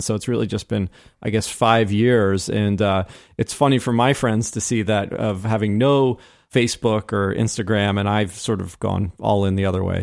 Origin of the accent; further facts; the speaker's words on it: New Jersey, United States; also born or lived in Cleveland, Ohio; now in Florida, United States; being born in Cleveland, raised in New Jersey and now living in, in Florida